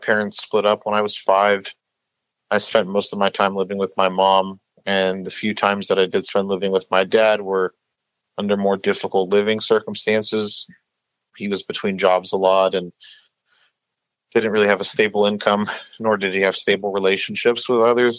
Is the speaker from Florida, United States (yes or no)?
no; Long Beach, California, United States; the neighborhood that I grew up in here in Long Beach.